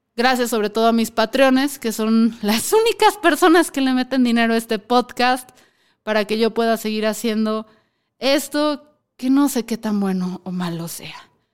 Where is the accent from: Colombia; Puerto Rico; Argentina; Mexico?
Mexico; somos los mexicanos